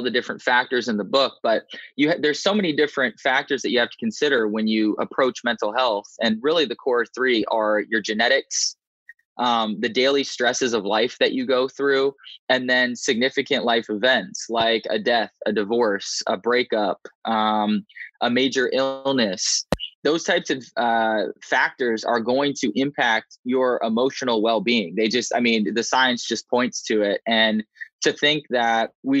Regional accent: Indiana, United States; moved away as an adult; also born or lived in Raleigh, North Carolina; I grew up in Indiana to a loving set of parents and a sibling

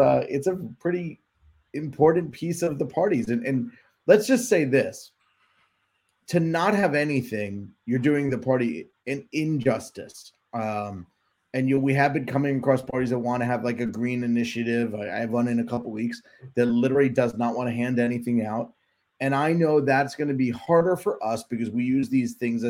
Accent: New Jersey, United States; we're from New Jersey

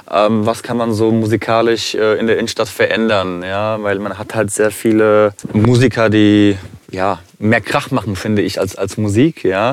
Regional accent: Frankfurt, Hesse, Germany; Also ich bin äh, gebürtiger Frankfurter, komme familiär aus Kroatien.

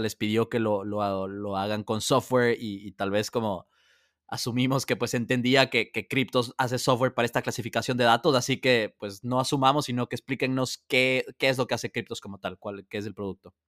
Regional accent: Ecuador; siendo ecuatoriano

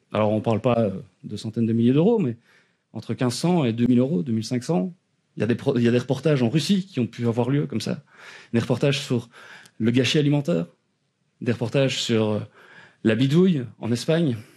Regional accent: Eghezée, Wallonia, Belgium; accent: Belgian; je suis belge, ça s'entend peut-être à l'accent.

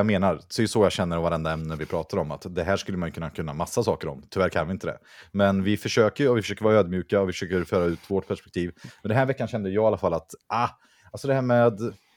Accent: Vänersborg, Västra Götaland, Sweden; jag kommer från Vänersborg

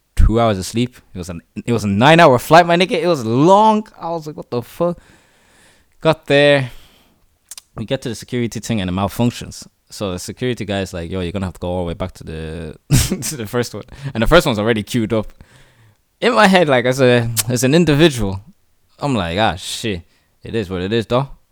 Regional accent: Dublin, Leinster, Ireland; also born or lived in South Africa; born and raised in the city, Dublin, my home is D eight

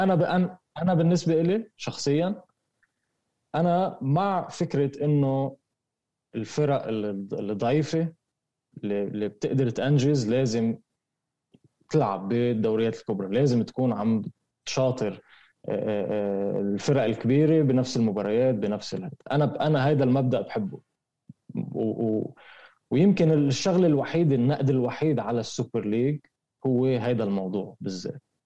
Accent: Lebanon; عندنا بلبنان

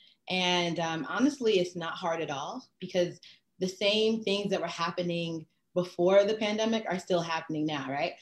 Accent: New York, United States; I'm from New York. I'm a Haitian American descent, first generation

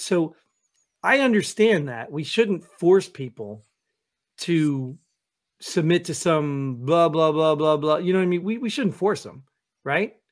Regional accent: United States; as an American

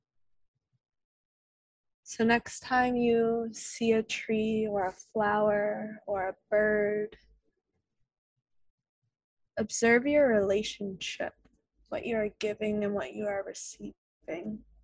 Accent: Leesburg, Virginia, United States; also born or lived in Blue Ridge Mountains, Virginia; I was raised in Leesburg, which is a suburban town outside of Washington, D.C.

